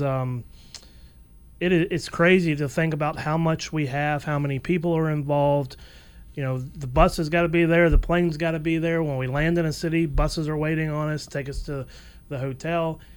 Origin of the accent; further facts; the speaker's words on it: Atlanta, Georgia, United States; I was born in 1982, so I remember a lot of '90s baseball uh, here in Atlanta.